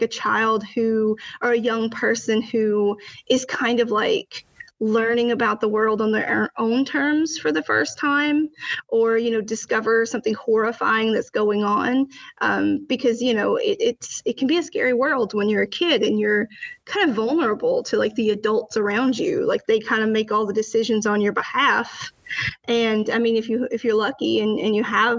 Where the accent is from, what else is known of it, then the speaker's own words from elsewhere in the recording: Alabama, United States; now in New Jersey, United States; growing up in Alabama